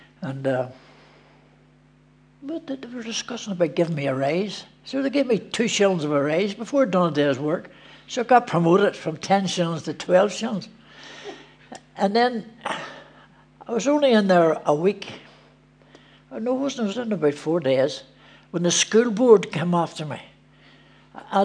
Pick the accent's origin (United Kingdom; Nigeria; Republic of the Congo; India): United Kingdom; Belfast, Northern Ireland; also born or lived in Philadelphia, United States; I was raised in Belfast, a district called the Hammer, up the Shankill